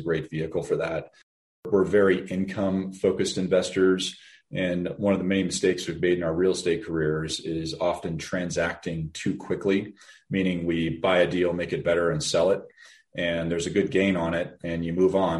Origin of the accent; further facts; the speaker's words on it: Denver, Colorado, United States; born and raised in Denver